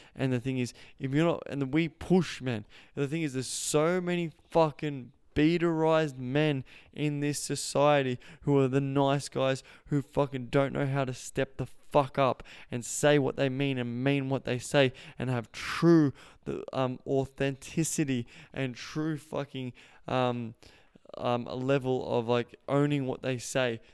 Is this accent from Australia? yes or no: yes; Australia; accent: Australian; I just speak for Australian culture 'cause I know that, that's where I'm from. If you haven't heard my Australian accent